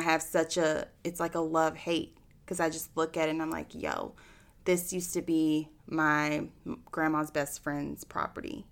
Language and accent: English; Austin, Texas, United States; born and raised in Austin